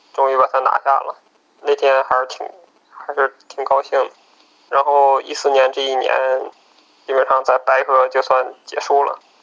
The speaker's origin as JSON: {"language": "Chinese", "region": "Northeast China", "country": "China", "moved": "yes", "lives_now": "Beijing, China", "said": "我是东北人"}